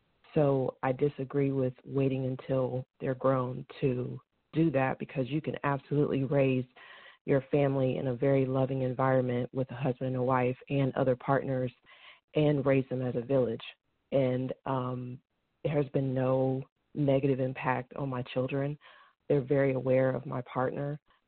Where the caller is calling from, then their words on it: Suwanee, Georgia, United States; I'm calling from Atlanta, Georgia. Well, I live in Suwanee, actually, but I'm very close to Atlanta, Georgia.